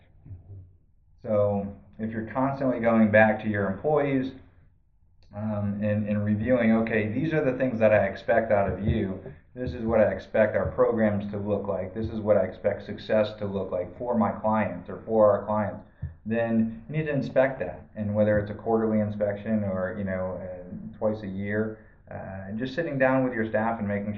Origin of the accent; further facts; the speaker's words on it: Massachusetts, United States; now in Arizona, United States; I'm originally from Massachusetts